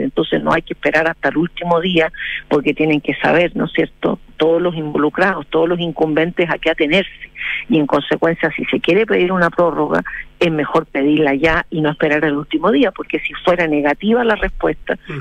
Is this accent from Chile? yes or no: yes; Chile; nosotros como como chilenos que somos